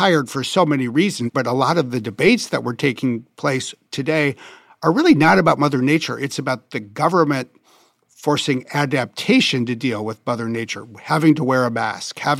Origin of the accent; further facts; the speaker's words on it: Wisconsin, United States; having grown up in Wisconsin, which was very much like Minnesota